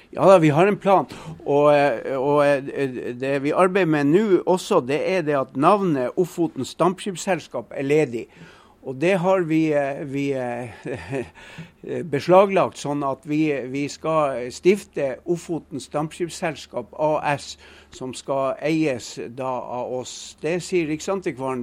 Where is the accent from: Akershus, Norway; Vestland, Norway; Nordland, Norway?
Nordland, Norway; Kjelbotn; Jeg er født og oppvokst i Kjellbotn og bor i dag i Kjellbotn